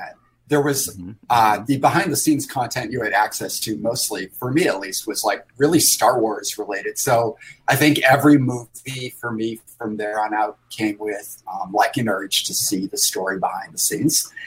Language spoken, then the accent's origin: English; Sandy Creek, New York, United States; I grew up in upstate New York, but my family is from the Boston area.